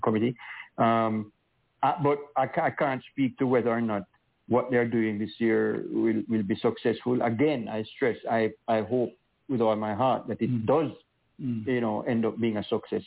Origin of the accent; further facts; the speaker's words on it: Jamaica; I'm a Jamaican.